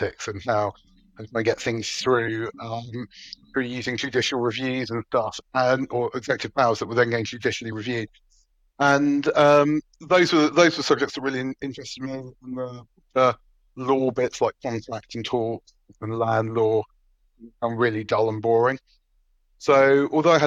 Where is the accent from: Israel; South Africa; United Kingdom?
United Kingdom; I grew up in what in Dutchman would call Metroland, which is sort of the northwest of London, sort of in real sense, Hertfordshire and Buckinghamshire meet